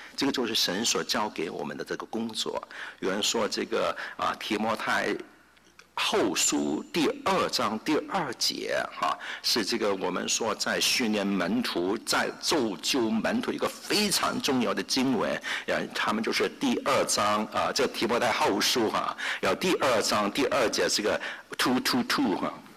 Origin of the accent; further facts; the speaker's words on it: Hong Kong; now in United States; 我是在香港出生，在香港长大。